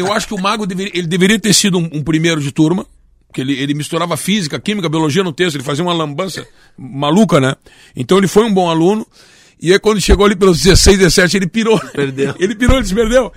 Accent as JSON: {"language": "Portuguese", "region": "Rio Grande do Sul", "country": "Brazil", "also_born_or_lived": "Rio de Janeiro", "accent": "gaúcho", "said": "o gaúcho não tem sotaque"}